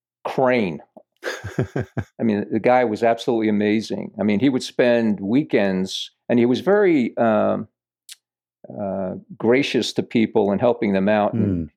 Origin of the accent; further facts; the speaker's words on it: Yonkers, New York, United States; I grew up in Yonkers, New York. I remember I lived in basically downtown Yonkers, 47 Linden Street.